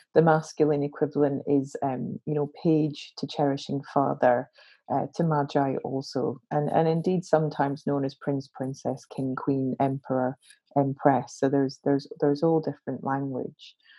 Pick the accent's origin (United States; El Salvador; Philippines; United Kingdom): United Kingdom; Glasgow, Scotland; I'm a Glaswegian, grew up in Glasgow